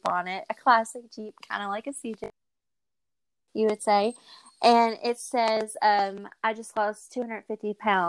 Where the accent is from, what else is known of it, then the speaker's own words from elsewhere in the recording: Kentucky, United States; I'm from Kentucky